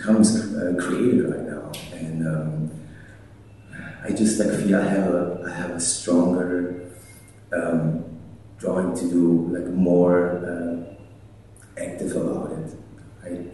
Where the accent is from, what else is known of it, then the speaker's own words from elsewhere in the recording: Germany; now in United States; I'm from Germany, I can't even vote